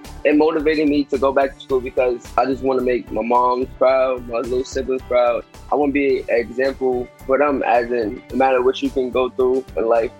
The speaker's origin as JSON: {"language": "English", "town": "New York City", "region": "New York", "country": "United States", "said": "I'm 19 years old from Brooklyn, New York."}